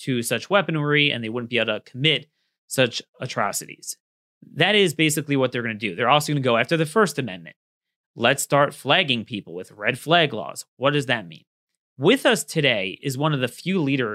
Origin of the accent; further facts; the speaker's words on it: Baltimore, Maryland, United States; my hometown. I mean, need I say more than Baltimore